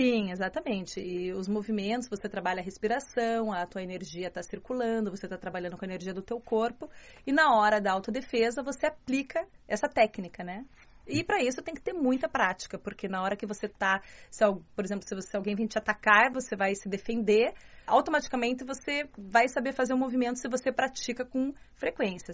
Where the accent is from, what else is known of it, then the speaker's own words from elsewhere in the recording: Curitiba, Paraná, Brazil; accent: Curitibano; moved away as an adult; also born or lived in Baden-Württemberg, Germany; now in Beijing, China; sou brasileira do sul do Brasil